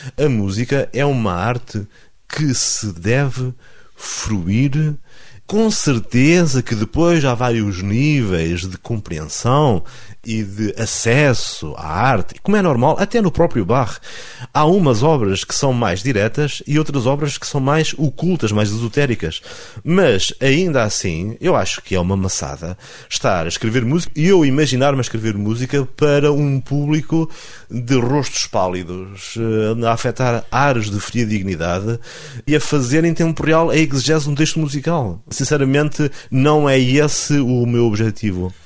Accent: Alvites, Norte, Portugal; eu sou transmontano e sou pedra dura

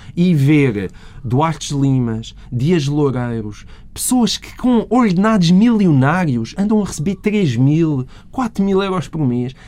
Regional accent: Portalegre District, Portugal; minha terra, sou de Porto Alegre

